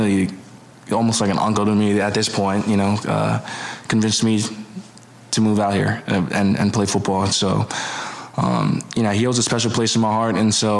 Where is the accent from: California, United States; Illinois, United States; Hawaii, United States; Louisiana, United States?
Hawaii, United States; moved away; Growing up in Hawaii